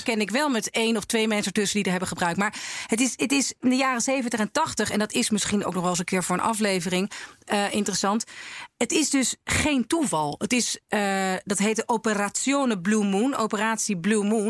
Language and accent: Dutch; North Holland, Netherlands; in de enclave in Noord-Holland waar ik ben opgegroeid